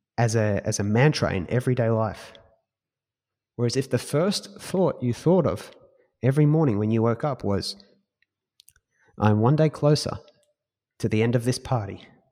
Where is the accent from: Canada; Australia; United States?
Australia; we're Australian.